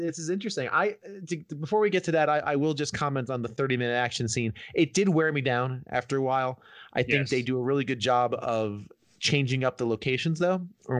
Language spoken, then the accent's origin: English; New Jersey, United States; moved away; also born or lived in Manhattan, New York; because I grew up in New Jersey and like 20 minutes from New York.